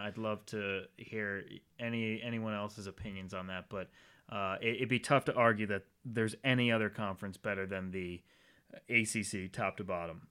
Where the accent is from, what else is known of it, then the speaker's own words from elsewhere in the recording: Rhode Island, United States; moved away; growing up in Rhode Island